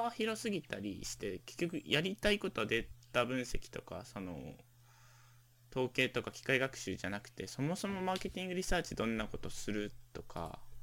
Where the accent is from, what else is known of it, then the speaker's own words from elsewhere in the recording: Hokkaido, Japan; now in Tokyo, Japan; 僕ら住んでる、住んでた地元